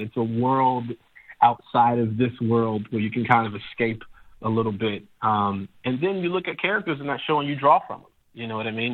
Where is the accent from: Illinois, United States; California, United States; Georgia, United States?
Illinois, United States; Chicago; I'm from Chicago